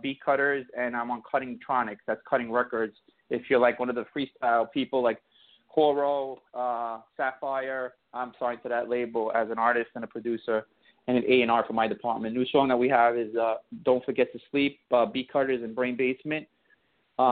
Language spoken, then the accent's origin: English; New York City, New York, United States; I grew up in Bensonhurst